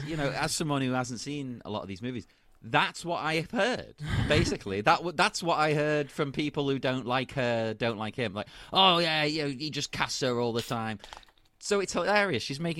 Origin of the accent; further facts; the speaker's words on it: England, United Kingdom; But as an English person